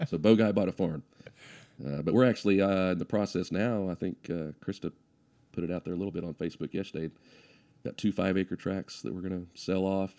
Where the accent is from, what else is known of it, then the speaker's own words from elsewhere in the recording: Guthrie, Oklahoma, United States; I grew up in Guthrie schools